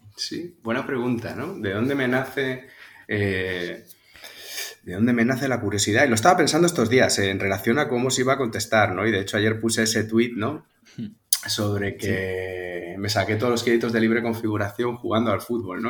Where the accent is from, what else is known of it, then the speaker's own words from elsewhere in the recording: Tarragona, Catalonia, Spain; also born or lived in Zaragoza; soy natural de, Tarragona, nacido y criado en Cataluña, pero hijo de un gallego y de, una aragonesa